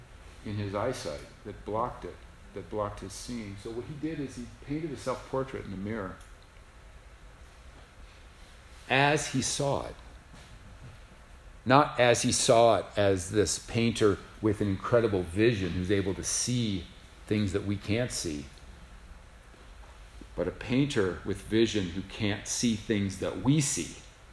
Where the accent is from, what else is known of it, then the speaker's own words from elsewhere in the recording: San Juan, Puerto Rico; I remember my mother having a crucifix in her bedroom. Growing up in San Juan, Puerto Rico.